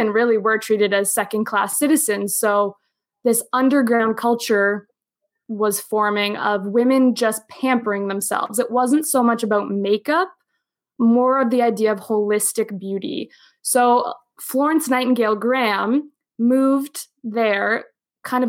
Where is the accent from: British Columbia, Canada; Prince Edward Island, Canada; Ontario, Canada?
Ontario, Canada; outside of Toronto; moved away as an adult; also born or lived in New York City / Geneva, Switzerland / Boston; I'm from Canada, and we're both from outside of Toronto